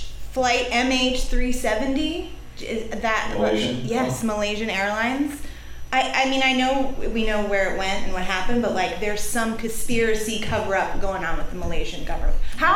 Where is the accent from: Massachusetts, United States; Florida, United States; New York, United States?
Massachusetts, United States; I'm from Massachusetts